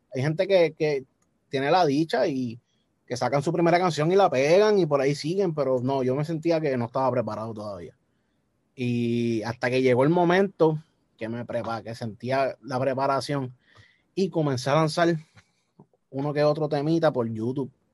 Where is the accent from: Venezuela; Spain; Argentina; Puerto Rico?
Puerto Rico; accent: boricua; Yo toda mi vida he sido nacido y criado en Puerto Rico